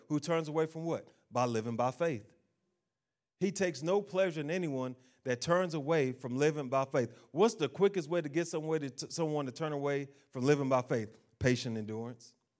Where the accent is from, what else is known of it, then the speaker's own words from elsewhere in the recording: United States; I'm an American